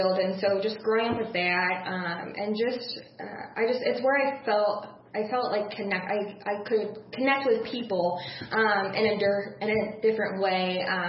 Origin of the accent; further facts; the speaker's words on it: Metamora, Illinois, United States; born and raised in Metamora